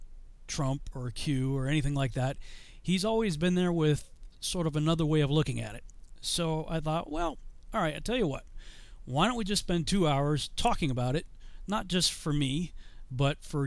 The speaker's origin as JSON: {"language": "English", "town": "Chicopee", "region": "Massachusetts", "country": "United States", "tie": "born or raised there", "said": "I grew up in Chicopee, Massachusetts"}